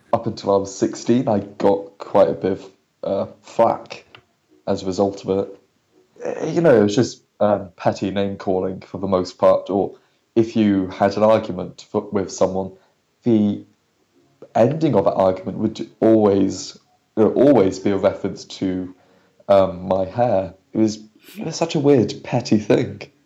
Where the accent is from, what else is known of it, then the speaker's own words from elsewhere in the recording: Marlow, South East England, United Kingdom; from Marlow